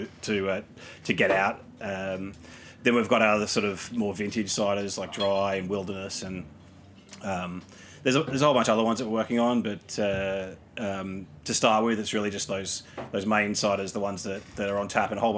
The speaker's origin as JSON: {"language": "English", "country": "Australia", "moved": "as an adult", "lives_now": "New York City, United States", "said": "I'm originally from Australia, and I worked in the wine industry back there for a bit"}